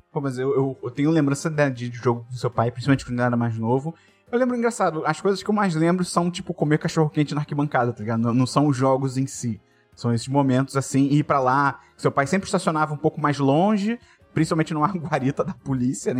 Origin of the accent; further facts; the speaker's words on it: Rio de Janeiro, Brazil; eu fiz escolinha quando era criança, fiz aí no B-Bola